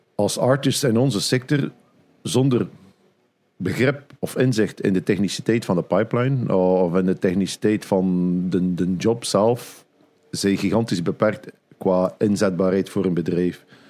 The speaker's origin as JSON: {"language": "Dutch", "region": "Flanders", "country": "Belgium", "said": "bij ons in Vlaanderen"}